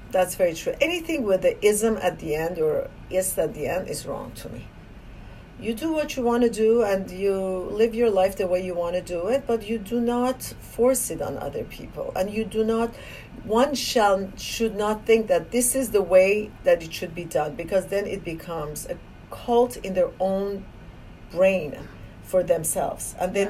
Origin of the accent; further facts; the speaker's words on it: Iran; moved away as an adult; now in United States; I was born in Iran